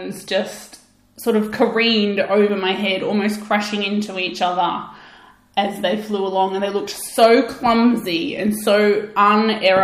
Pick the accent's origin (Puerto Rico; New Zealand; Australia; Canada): Australia; I'm Australian